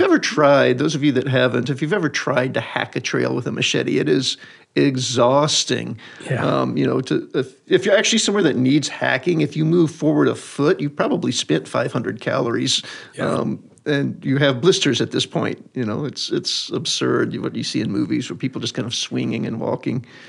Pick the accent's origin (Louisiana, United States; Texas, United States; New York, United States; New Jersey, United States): Louisiana, United States; rural; Louisiana, rural Louisiana, north central